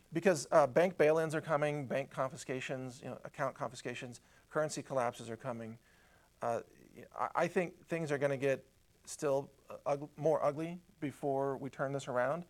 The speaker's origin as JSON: {"language": "English", "country": "United States", "said": "I'm from America"}